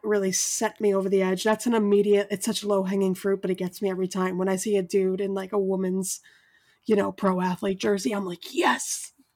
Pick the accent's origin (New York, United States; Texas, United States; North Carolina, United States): New York, United States; New York City; moved away as an adult; now in Brooklyn, United States; I'm from Staten Island